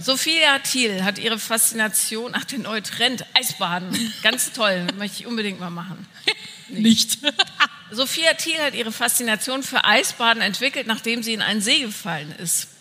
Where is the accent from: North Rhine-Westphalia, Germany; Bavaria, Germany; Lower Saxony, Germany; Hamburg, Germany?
North Rhine-Westphalia, Germany; Bonn; Ich bin ja in Bonn aufgewachsen